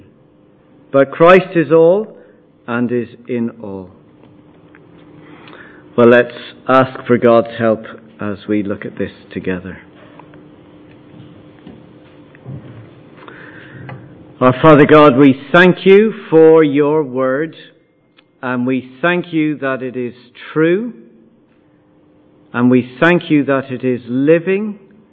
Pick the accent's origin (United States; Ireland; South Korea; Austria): Ireland; I'm Irish, I'm a husband, I'm a father, I'm a pastor, I'm a Munster supporter